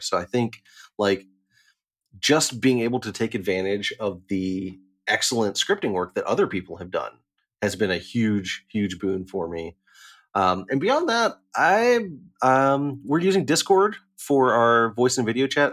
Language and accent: English; Chattanooga, Tennessee, United States; moved away; also born or lived in Knoxville, Tennessee; I'm from Chattanooga